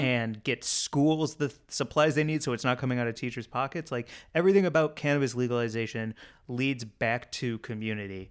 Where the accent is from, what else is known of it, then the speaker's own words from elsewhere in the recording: St. Louis, Missouri, United States; moved away; growing up in Saint Louis, one of the fast food restaurants we always, always went